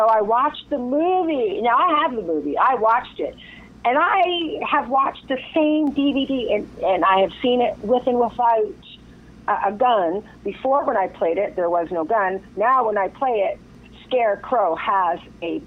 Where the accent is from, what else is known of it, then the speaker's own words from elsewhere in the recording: Windsor, Ontario, Canada; I was raised in Windsor, Ontario in Canada